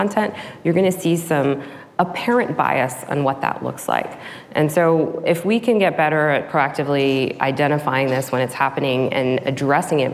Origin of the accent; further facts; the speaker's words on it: Texas, United States; I'm a first generation immigrant. I grew up in Texas on the border of Louisiana, in a very small town